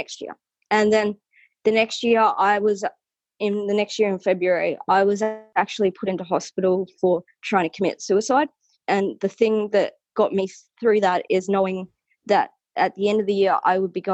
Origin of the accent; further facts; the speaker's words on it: New South Wales, Australia; moved away as an adult; now in Weipa, Australia; I'm originally from New South Wales. I've grown up in the bush my entire life.